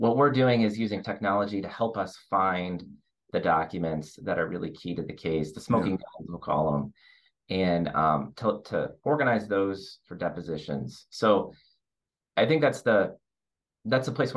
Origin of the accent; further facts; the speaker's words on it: Detroit, Michigan, United States; also born or lived in Chicago; being born and raised in Detroit